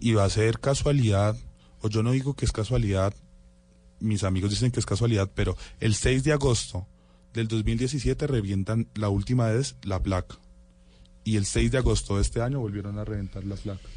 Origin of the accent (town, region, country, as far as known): Bogotá, Colombia